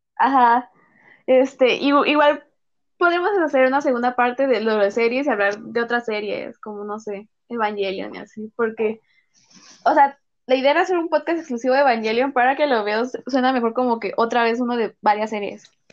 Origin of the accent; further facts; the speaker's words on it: Mexico; Ya no somos mexicanas